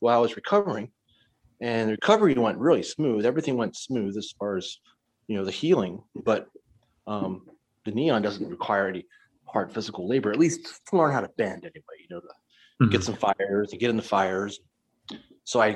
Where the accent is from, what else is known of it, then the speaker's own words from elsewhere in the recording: Maryland, United States; now in Whidbey Island, United States; I grew up in Maryland